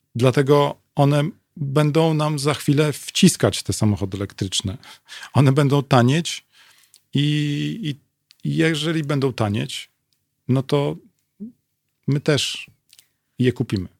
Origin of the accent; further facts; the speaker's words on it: Lublin, Lublin Voivodeship, Poland; jestem z Lublina